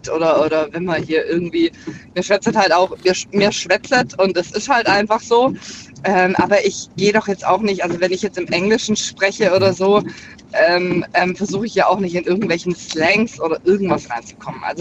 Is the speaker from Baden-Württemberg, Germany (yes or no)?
yes; Baden-Württemberg, Germany; Ähm, aus der Nähe von Ludwigsburg.